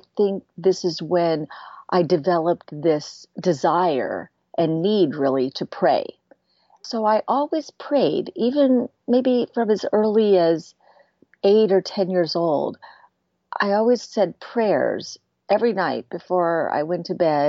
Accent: San Francisco Bay Area, California, United States; also born or lived in Florida Keys, Florida; I grew up in the San Francisco Bay Area part of the time. And the other part of the time, I grew up in the Florida Keys

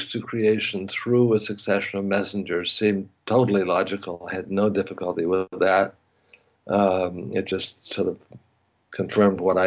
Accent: New England, United States; moved away as an adult; also born or lived in Paris / Africa / Haifa, Israel; I grew up in New England.

